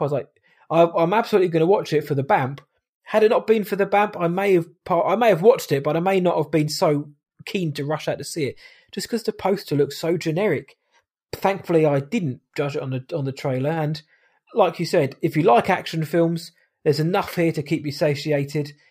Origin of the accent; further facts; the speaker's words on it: United Kingdom; I am British